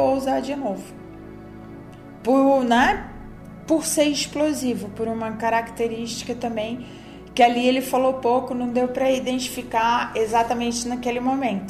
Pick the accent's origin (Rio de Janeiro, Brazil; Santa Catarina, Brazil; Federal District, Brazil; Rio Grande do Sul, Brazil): Santa Catarina, Brazil; moved away; eu venho do, do estado de Santa Catarina